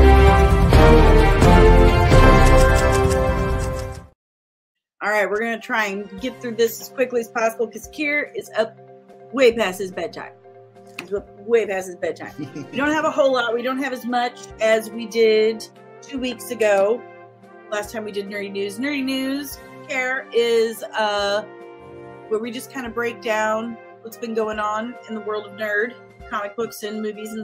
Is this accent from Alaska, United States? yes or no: no; Ferguson, Missouri, United States; also born or lived in Fort Hood, Texas / Los Angeles; I'm from St. Louis. I'm originally from Ferguson.